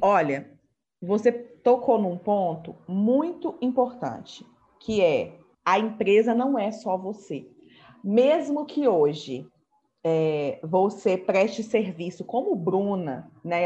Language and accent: Portuguese; Minas Gerais, Brazil; Eu sou mineira